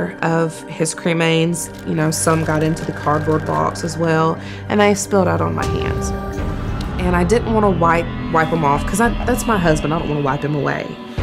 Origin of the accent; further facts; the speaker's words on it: Fayetteville, Tennessee, United States; I'm 26 years old. I'm from Fayetteville, Tennessee.